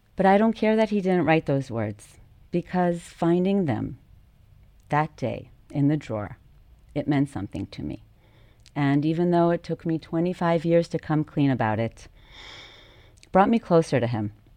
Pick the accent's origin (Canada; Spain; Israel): Israel; Jerusalem, Jerusalem District; moved away as an adult; now in Tel Aviv, Israel; growing up in Jerusalem